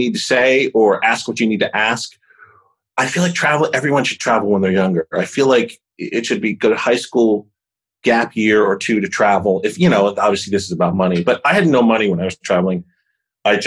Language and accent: English; Chester, Pennsylvania, United States; I was born and raised in Chester